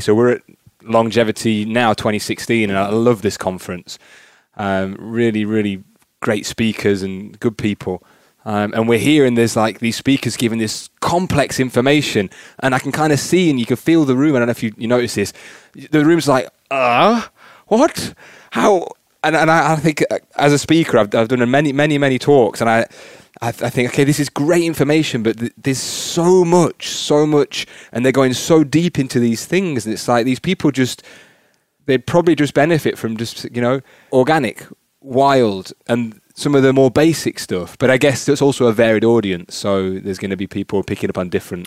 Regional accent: Newton Solney, East Midlands, United Kingdom; moved away; I'm from a little village called Newton Solney

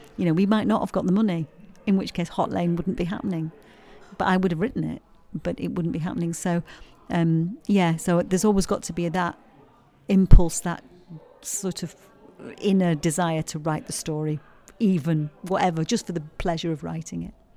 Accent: Yorkshire and the Humber, United Kingdom; accent: Yorkshire; moved away as an adult; now in Stoke-on-Trent, United Kingdom; I'm from Yorkshire, you probably tell from my accent, but I've lived here a long time. I've lived in the Potteries for 17, 18 years now

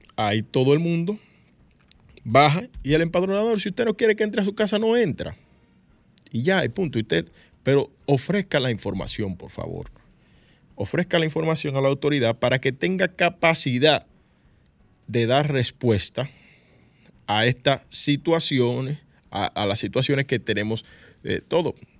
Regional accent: Dominican Republic; casi todos los dominicanos y dominicanas tenemos un celular

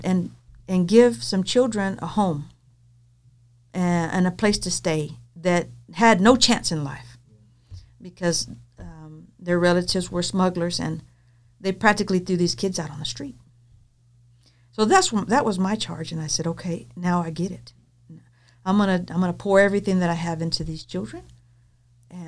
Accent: Texas, United States; moved away as an adult; also born or lived in El Centro, California; I'm from Texas

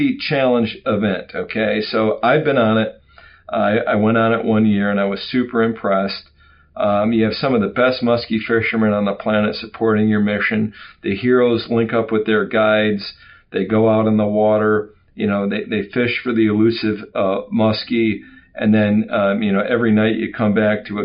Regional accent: Wisconsin, United States; I'm an old Wisconsin guy. I grew up in Wisconsin

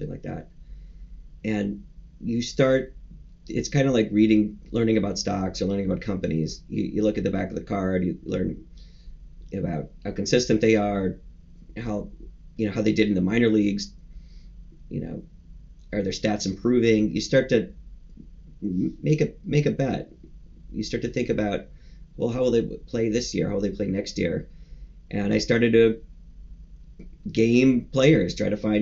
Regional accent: Madison, Wisconsin, United States; I grew up in Wisconsin, in Madison, Wisconsin

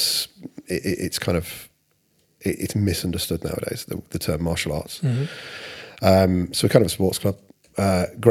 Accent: Lincoln, East Midlands, United Kingdom; moved away as an adult; also born or lived in Cardiff; I'm originally from Lincoln.

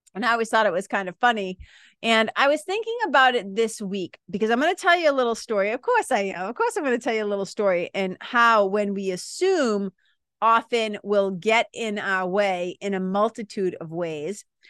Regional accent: Boston, Massachusetts, United States; accent: Boston; people from Boston, people from the Northeast

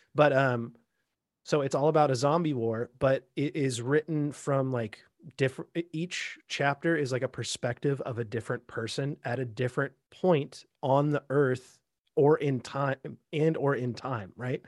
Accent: Bellingham, Washington, United States; me growing up in Bellingham, you know, uh, right on the Canadian border

